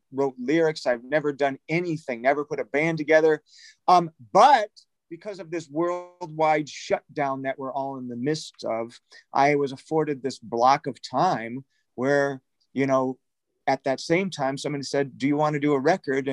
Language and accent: English; Detroit, Michigan, United States; now in Los Angeles, United States; a buddy of mine who I grew up with in Detroit